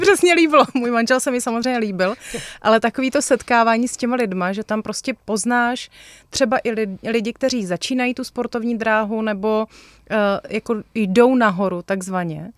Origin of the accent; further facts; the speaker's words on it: Moravia, Czechia; jsme z Moravy